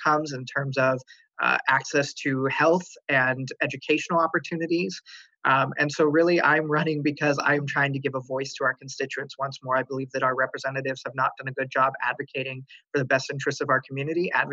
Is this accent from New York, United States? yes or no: no; Kitsap County, Washington, United States; now in Thurston County, United States; I grew up in the Kitsap County part of the 35th LD